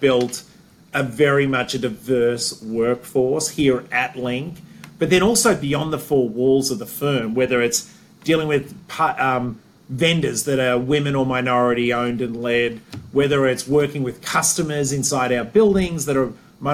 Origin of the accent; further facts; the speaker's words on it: Australia; moved away as an adult; also born or lived in Sydney, Australia / Cleveland, Ohio / Chicago / Wilmette; now in United States; growing up in Australia